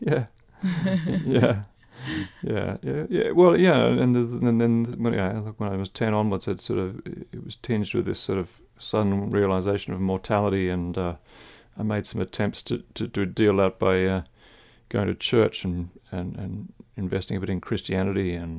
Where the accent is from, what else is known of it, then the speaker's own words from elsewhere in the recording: Philippines; Oh, yeah. I mean, big wealth gap between, I mean, we lived in a wealthy suburb